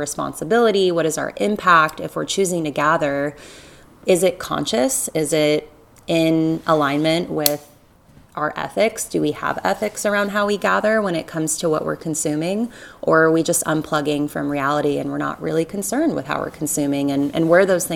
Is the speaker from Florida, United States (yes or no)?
yes; Southwest Florida, United States; I grew up in Southwest Florida